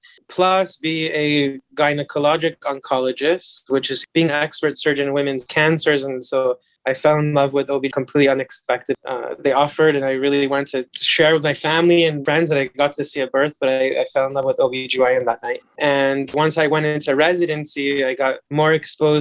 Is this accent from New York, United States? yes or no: no; Los Angeles, California, United States; I was born and raised and grew up in Los Angeles and I haven't really ever left.